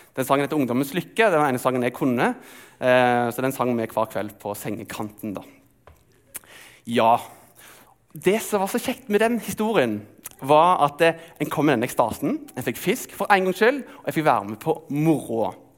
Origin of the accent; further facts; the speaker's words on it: Telemark, Norway; moved away; Jeg er oppvokst i Telemark, og der er det ikke sjø, men det er fiskevann.